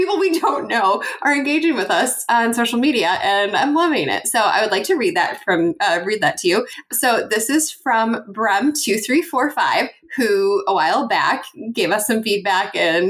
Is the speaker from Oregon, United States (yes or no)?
yes; Oregon, United States; now in Arizona, United States; I live in Arizona now, but I grew up in Oregon, just outside of, I'm going to say it wrong, Clackamas